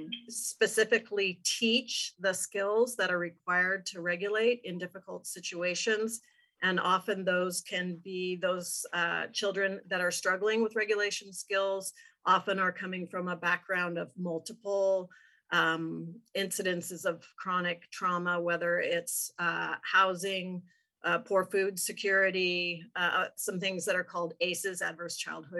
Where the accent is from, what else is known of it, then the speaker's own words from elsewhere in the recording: Portland, Oregon, United States; moved away as an adult; now in Clatsop County, United States; I have been in Clatsop County after growing up in the Portland area since 1995.